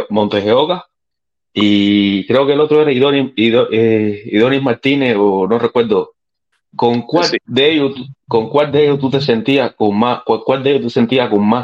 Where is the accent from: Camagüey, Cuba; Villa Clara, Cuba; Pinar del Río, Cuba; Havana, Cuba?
Villa Clara, Cuba; Santa Clara; yo soy de Villa Clara, yo, yo fui, {S5} a {S15} fui, muchos juegos, soy de Santa Clara, ahí de, la Vigía